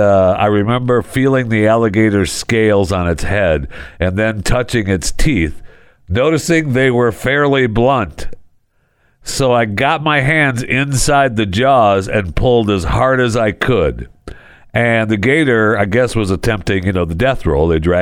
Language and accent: English; Michigan, United States; born there; also born or lived in Florida; now in Texas, United States; I know I was born in Michigan, and Michigan is my home state. But I spent many years in Florida, and I love Florida. And I miss living in Florida. I mean, right now I'm living in Texas, in the DFW